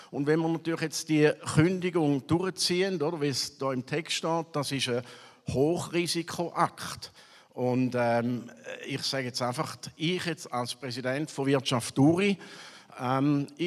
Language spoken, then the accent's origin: German; Switzerland; wie legitimiert sind wir nachher als Schweizer Volk die Abstimmung durchzuführen.